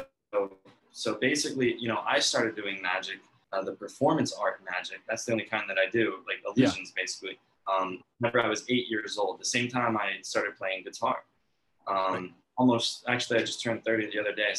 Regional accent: Bethalto, Illinois, United States; Yeah, so I grew up in Bethalto, Illinois.

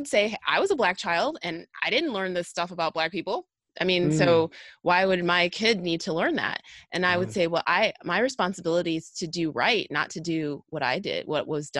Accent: Illinois, United States; where I'm from a suburb of Chicago, and I grew up with a lot of Spanish speaking people.

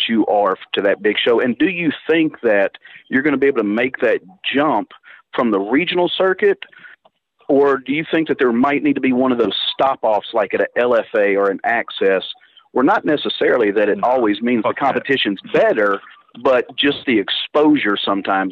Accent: Middle Tennessee, United States; I'm from the Middle Tennessee area

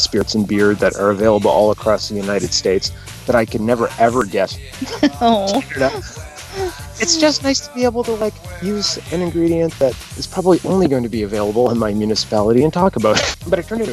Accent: Canada

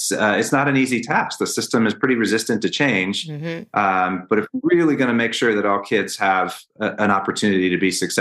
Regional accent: Northern Virginia, United States; moved away as an adult; also born or lived in Washington, D.C.; now in Colorado, United States; I was born in Washington, D.C., actually, one of the few, and grew up in Northern Virginia, right outside of Washington, D.C.

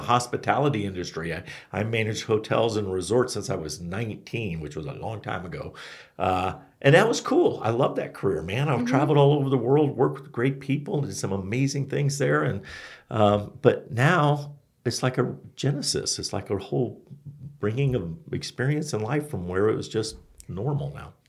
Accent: Florida, United States; now in Flagstaff, United States; I'm from Florida

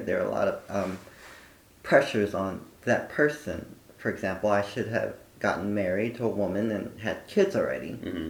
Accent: Philadelphia, Pennsylvania, United States; I was born in Philadelphia in 1974.

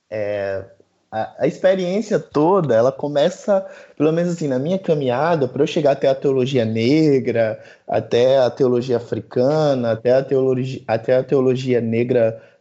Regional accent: Recife, Pernambuco, Brazil; Sou de Recife, Estou é, falando aqui diretamente daqui.

